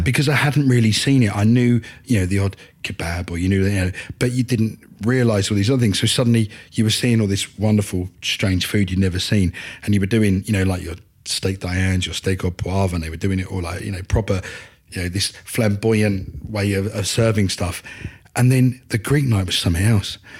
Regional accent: Upminster, East of England, United Kingdom; now in Tiptree, United Kingdom; I'm an Essex boy. Um, I'm originally from Upminster.

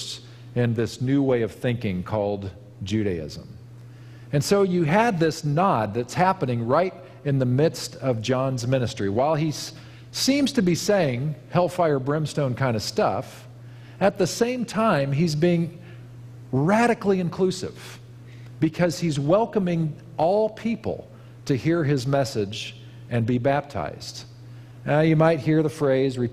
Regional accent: Kansas, United States; now in Napa Valley, United States; I grew up in Kansas where we have a different crop altogether

